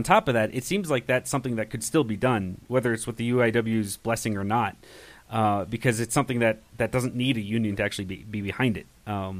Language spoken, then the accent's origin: English; Massachusetts, United States; where I'm from in Massachusetts, most people are pro-union